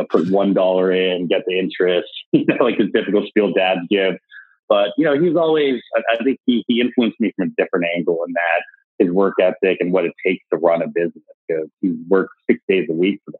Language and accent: English; San Francisco, California, United States; also born or lived in New York City; I actually grew up in San Francisco, and I'm probably one of the last few people who actually live in San Francisco to actually grow up here